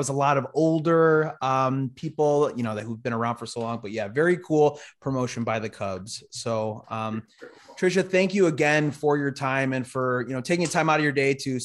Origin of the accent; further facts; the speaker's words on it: Chicago, Illinois, United States; moved away as an adult; now in New Jersey, United States; I am originally from Chicago, born and raised, and I just moved here to New Jersey